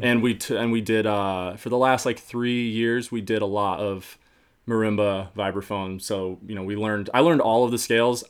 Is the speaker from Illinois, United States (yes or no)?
no; upstate New York, United States; moved away as an adult; now in Boston, United States; I'm from upstate New York, um, but I moved to Boston just over a year ago